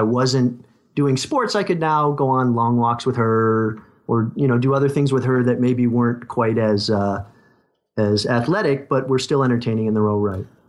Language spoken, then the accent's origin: English; Connecticut, United States; now in Southern California, United States; I grew up in Connecticut